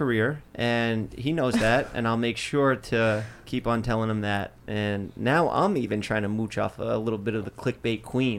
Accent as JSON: {"language": "English", "region": "East Coast", "country": "United States", "said": "we're from the East Coast."}